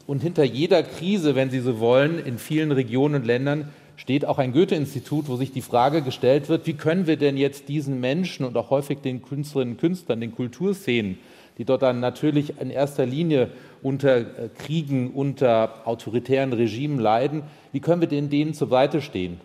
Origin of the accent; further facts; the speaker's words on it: Rhineland, Germany; moved away; also born or lived in Nancy; als Rheinländer